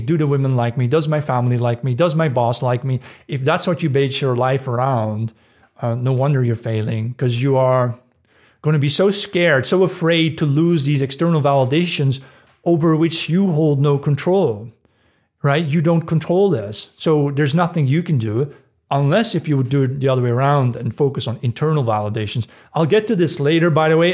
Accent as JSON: {"language": "English", "country": "Netherlands", "tie": "born or raised there", "moved": "yes", "said": "the town where I grew up in the Netherlands"}